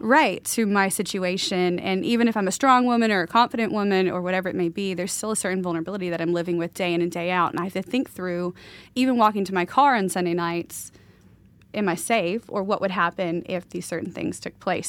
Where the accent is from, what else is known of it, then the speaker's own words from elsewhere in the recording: the South, United States; now in Pacific Northwest, United States; all these people I knew growing up in the South